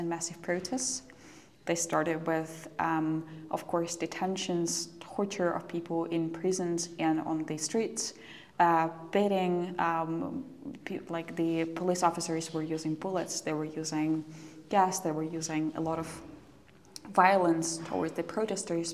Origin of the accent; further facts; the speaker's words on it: Polotsk, Vitebsk Region, Belarus; I was growing in a very small city. It's called Polotsk